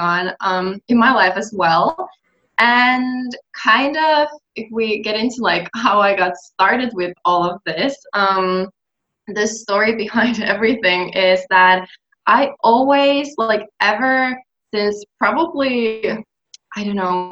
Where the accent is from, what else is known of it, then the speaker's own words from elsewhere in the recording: Finland; English is a second language; I'm from Finland